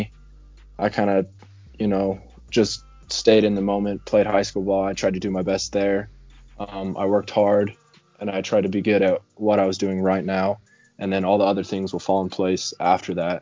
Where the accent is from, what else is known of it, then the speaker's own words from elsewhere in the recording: Lyman, Colorado, United States; I grew up here